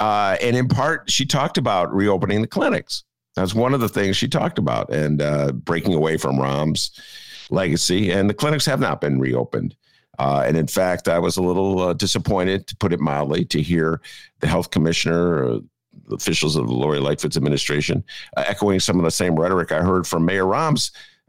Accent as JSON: {"language": "English", "town": "Chicago", "region": "Illinois", "country": "United States", "said": "Whoa, I'm a Chicagoan."}